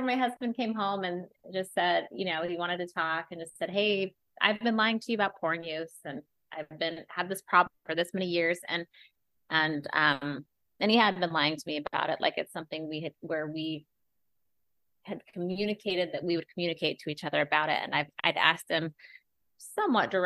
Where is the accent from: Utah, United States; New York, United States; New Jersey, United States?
Utah, United States; moved away; I grew up in Utah